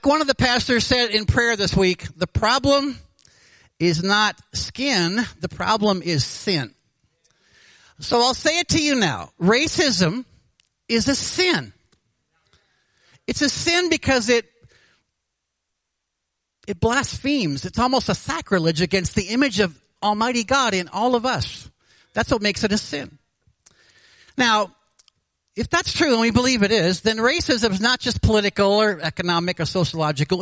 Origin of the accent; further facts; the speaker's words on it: Anchorage, Alaska, United States; I was born in Anchorage. I've lived here over 64 years